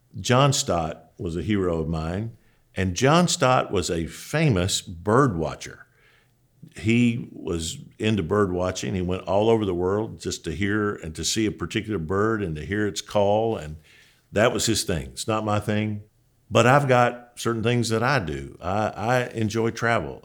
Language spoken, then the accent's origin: English; Julian, Kentucky, United States; moved away; I'm a boy from Julian, Kentucky, and, man, you probably don't even know where Julian is. It's just a crossroads. Literally, when I grew up there, there was a sign that said population eighteen.